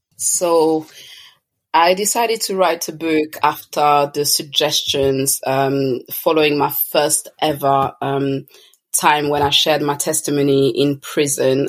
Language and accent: English; Toulouse, Occitania, France; moved away as an adult; also born or lived in Congo; now in London, United Kingdom; I was born in France, uh, precisely in Toulouse, but I'm originally from Congo, and I have lived a few years there, but um, the majority of my childhood, um, you know, teenage years was spent in France, and I'm now living in London.